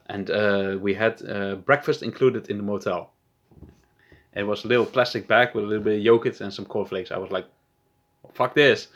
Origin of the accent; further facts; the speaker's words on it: Netherlands; also born or lived in Amsterdam; I'm from Holland